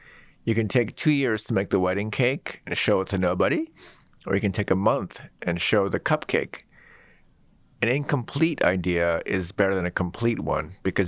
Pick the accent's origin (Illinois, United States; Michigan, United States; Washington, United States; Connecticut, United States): Washington, United States; Seattle; I grew up in Seattle.